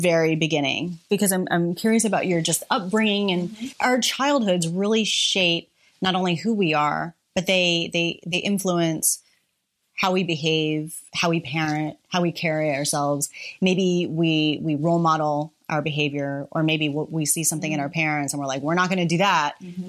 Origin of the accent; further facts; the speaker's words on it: Mexico, Missouri, United States; born there; Living in the Midwest. I was born in Mexico, Missouri.